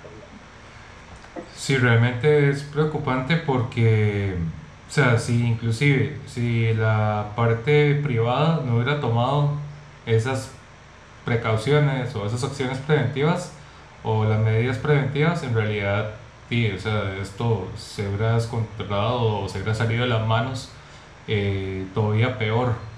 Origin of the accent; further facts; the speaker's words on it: Costa Rica; en mi país, en Costa Rica